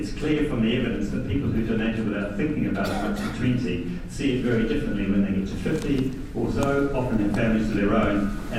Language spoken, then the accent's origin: English; New Zealand; I'm a donor from New Zealand. I happen to be in the UK